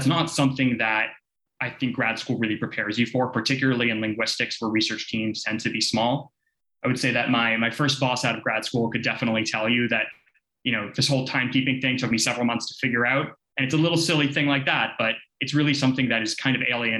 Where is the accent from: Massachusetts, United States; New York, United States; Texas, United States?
Massachusetts, United States; Boston; now in Washington, D.C., United States; where I grew up in Boston